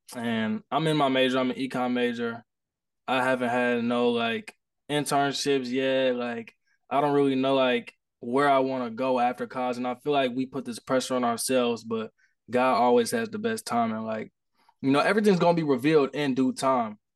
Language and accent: English; Indianapolis, Indiana, United States; I'm from Indianapolis, Indiana